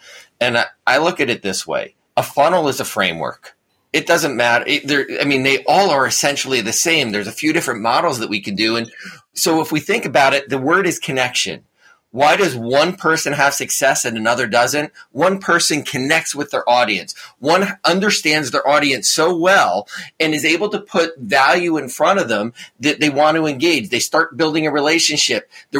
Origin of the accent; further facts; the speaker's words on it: New Jersey, United States; accent: New Jersey; Maybe I lost my New Jersey accent a little bit too much, so I didn't fit in New York City.